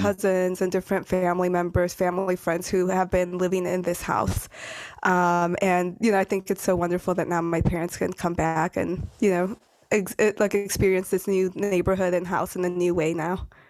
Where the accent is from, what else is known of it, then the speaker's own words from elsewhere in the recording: Detroit, Michigan, United States; first language Spanish; English is a second language; moved away as an adult; also born or lived in San Diego, California; now in Brooklyn, New York, United States; when I was three, we ended up moving to the suburbs of Detroit, so Metro Detroit. And that's essentially where I grew up, went to college